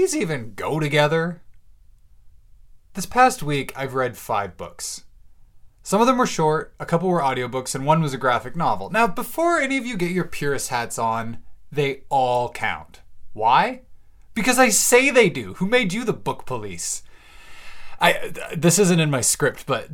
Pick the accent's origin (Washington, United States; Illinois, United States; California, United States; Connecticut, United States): Washington, United States; Bellingham; I'm now moved in and settled into a very cozy little cabin here in Bellingham, Washington, my hometown.